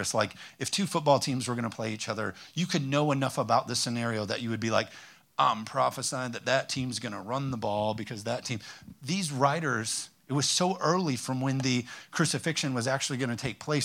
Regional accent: Hudsonville, Michigan, United States; also born or lived in North Carolina; I'm from Hudsonville, Zeeland area

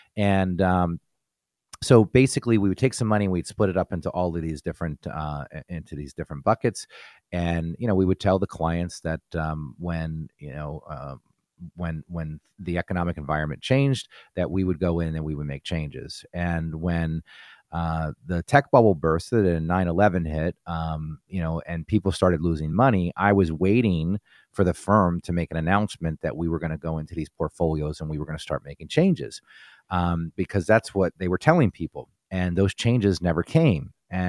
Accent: New Jersey, United States; now in Pittsburgh, United States; I was born and raised in New Jersey, and I came to Pittsburgh on a scholarship to play football at Robert Morris University.

